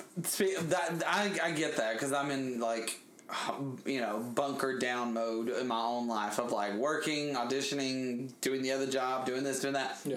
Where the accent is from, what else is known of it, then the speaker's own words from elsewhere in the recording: Birmingham, Alabama, United States; moved away; my hometown